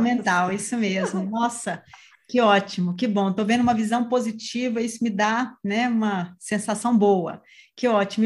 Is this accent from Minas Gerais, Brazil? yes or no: yes; Minas Gerais, Brazil; como boa mineira